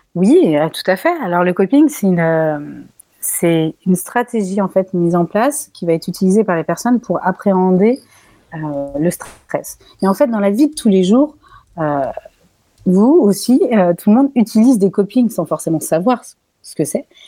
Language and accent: French; France; Je suis française